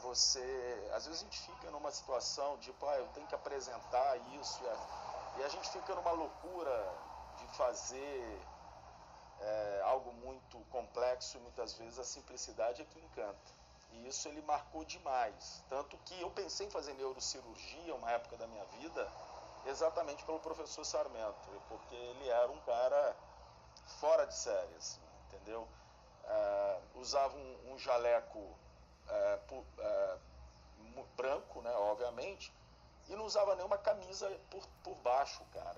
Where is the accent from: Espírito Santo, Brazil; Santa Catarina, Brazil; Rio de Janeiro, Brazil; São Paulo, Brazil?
Espírito Santo, Brazil; Guaçuí; Eu nasci em Guaçuí, uma cidadezinha de 30 mil habitantes, que a única, a única escola que tinha de segundo grau era uma escola pública